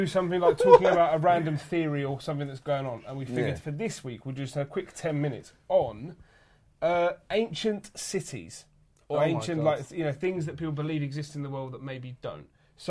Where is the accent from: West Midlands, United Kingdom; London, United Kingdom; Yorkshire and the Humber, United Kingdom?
London, United Kingdom; I'm from South East London.